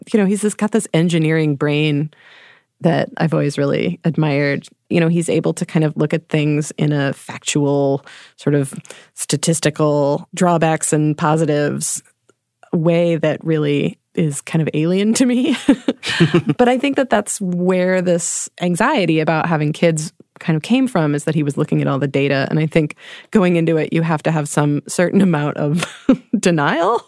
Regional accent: New York City, New York, United States; I grew up in New York City with my parents

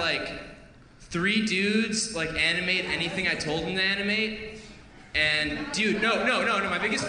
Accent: Chicago, Illinois, United States; No, I'm from Chicago.

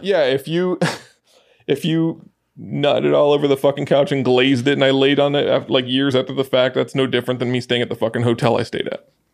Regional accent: Athens, Attica, Greece; moved away; also born or lived in Galifaga (hometown suburb), Greece; I grew up around Athens

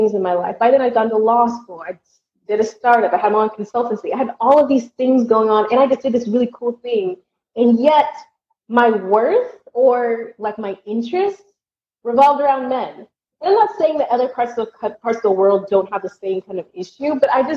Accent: Southern United States, United States; moved away as an adult; also born or lived in Germany; now in Valencia, Spain; I'm from the Southern United States

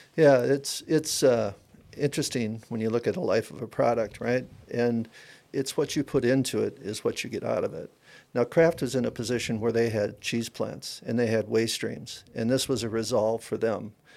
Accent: Wisconsin, United States; moved away as an adult; also born or lived in Arizona; I'm from Wisconsin, Okay, I'm a I'm a farmer

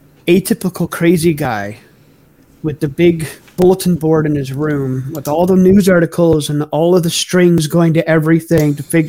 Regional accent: Canada; Okay, of course, we're Canadian, right?

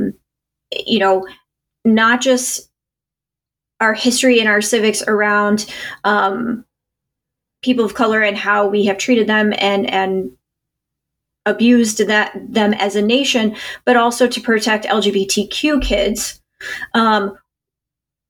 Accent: Indiana, United States; I'm from Indiana. It is certainly a predominantly white state

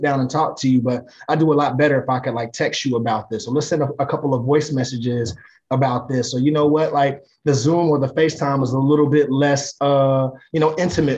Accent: Greensboro, North Carolina, United States; moved away; I'm from Greensboro, North Carolina. I go back home as often as my wife will

